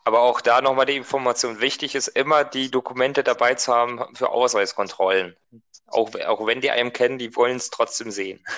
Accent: Germany; wir kommen ja halt aus Deutschland

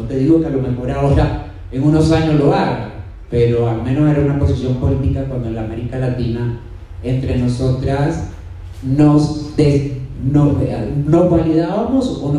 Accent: Havana, Cuba; accent: Cuban; moved away as an adult; also born or lived in Europe; now in Colombia; soy de origen cubano, nací en La Habana, Cuba

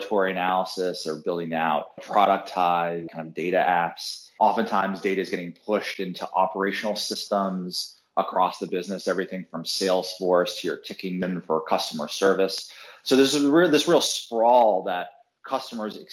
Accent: San Francisco Bay Area, California, United States; now in New York, United States; I grew up in the San Francisco Bay Area

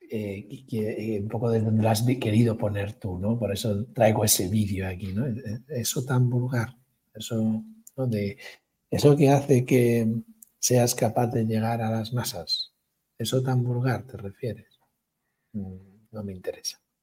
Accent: Galicia, Spain; yo como gallego

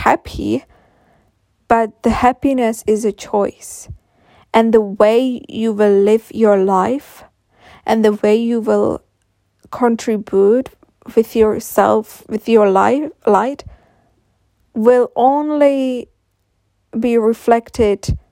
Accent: Czechia; English is a second language; I will make future podcasts in Czech as well, because I'm coming from Czech Republic

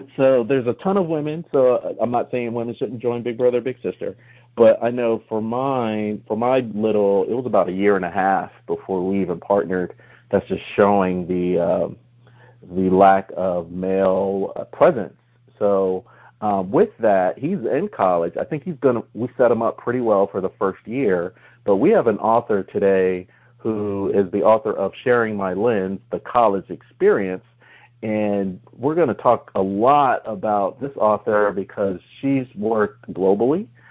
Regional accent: New Jersey, United States; moved away; also born or lived in Central Florida; I'm originally from New Jersey

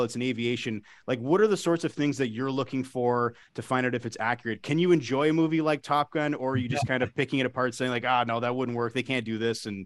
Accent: Canada; as Canadians, we are a humble people

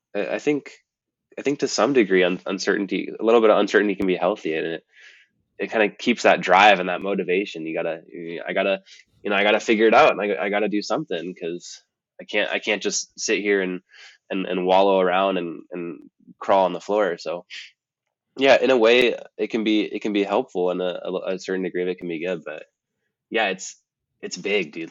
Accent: Marin, California, United States; moved away as an adult; also born or lived in Montana; growing up in Marin

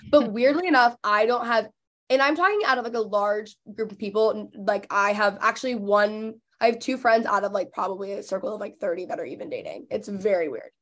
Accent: McKinney, Texas, United States; born or raised there; also born or lived in Los Angeles; now in Dallas, United States

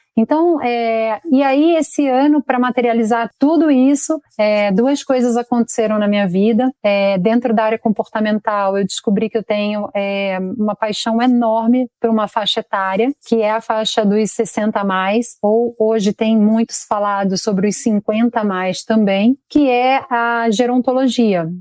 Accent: Rio de Janeiro, Brazil; moved away as an adult; now in São Paulo, Brazil; sou carioca, em primeiro lugar, mas moro aqui em São Paulo já há uns 19 anos

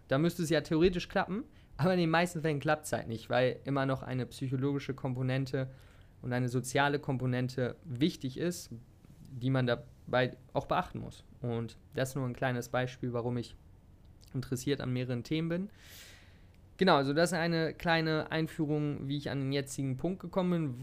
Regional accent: Hanover, Lower Saxony, Germany; moved away as an adult; now in Thailand; ich komme aus der Nähe, beziehungsweise aus Hannover, könnte man sagen.

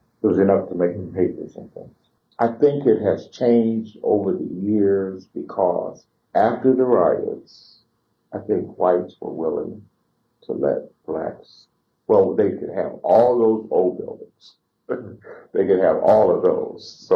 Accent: South Bend, Indiana, United States; I was born here in South Bend, went to Benjamin Harrison School for the 8 years you have to go to elementary and junior high, and then went to Washington High School

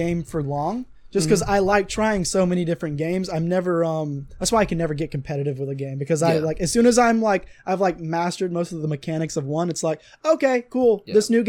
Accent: South Georgia, United States; accent: Southern; it's probably because we're fighting back our Southern accent.

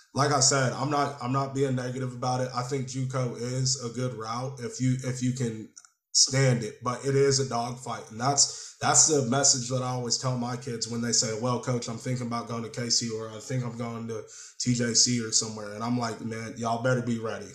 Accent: Killeen, Texas, United States; I'm from Killeen. Like Killeen can be a little nitty gritty sometimes

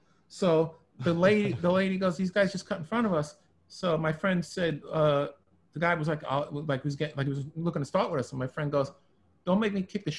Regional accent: New York City, New York, United States; Growing up in Brooklyn

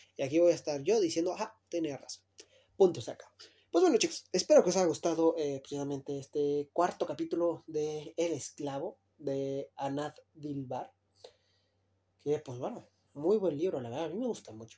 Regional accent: Luis Moya, Zacatecas, Mexico; yo vengo de Luis Moya, Zacatecas

